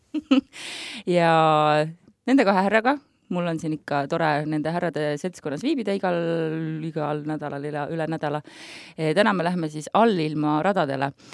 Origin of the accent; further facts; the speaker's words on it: Klooga, Harju County, Estonia; Klooga on minu kodukoht väga hingelähedane mulle